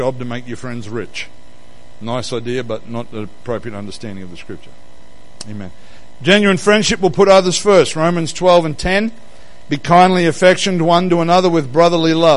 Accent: Queensland, Australia; now in Western Australia, Australia; I'm from Queensland

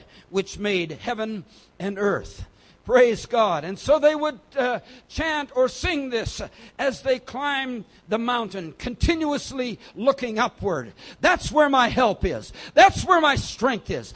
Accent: South India, India; I was born and raised in South India, approximately 2,000 meters high

